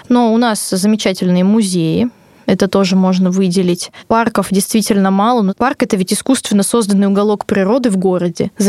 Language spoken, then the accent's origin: Russian; Moscow Oblast, Russia; moved away; И по приезду на Малую Родину, в Подмосковье, каждые полтора часа у меня расписаны под встречи с какими-то друзьями